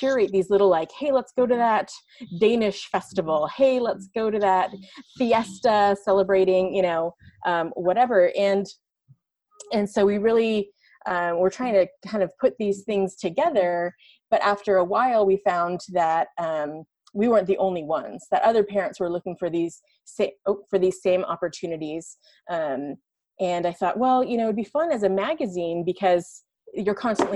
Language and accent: English; San Francisco Bay Area, California, United States; moved away as an adult; I was born and raised in the San Francisco Bay Area, and so I saw, you know, firsthand for 20 years that I lived there